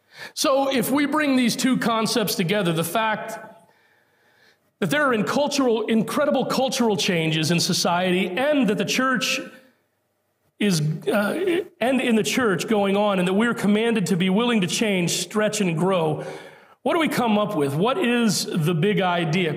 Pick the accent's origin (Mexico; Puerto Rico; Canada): Puerto Rico; moved away; I'm a Puerto Rican by birth.